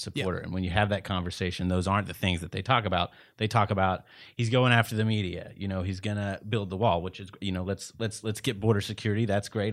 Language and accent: English; East Texas, United States; born and raised in East Texas